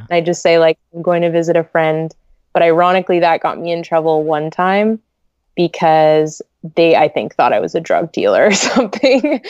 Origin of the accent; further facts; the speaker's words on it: Vancouver, British Columbia, Canada; I was born here and raised in, like, Greater Vancouver